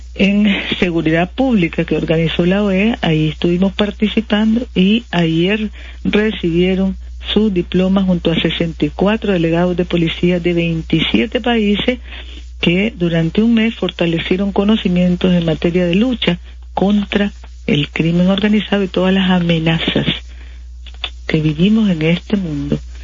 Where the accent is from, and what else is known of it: Nicaragua